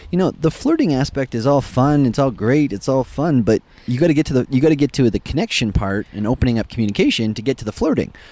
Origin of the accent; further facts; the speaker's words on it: Western Canada, Alberta, Canada; so we're from Western Canada